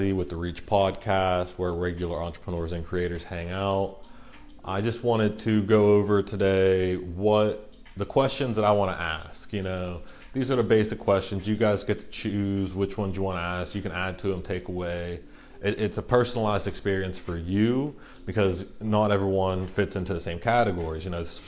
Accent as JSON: {"language": "English", "region": "Central Pennsylvania", "country": "United States", "tie": "born or raised there", "said": "I'm from Central Pennsylvania. I've grew up here. I've lived here my entire life, pretty much."}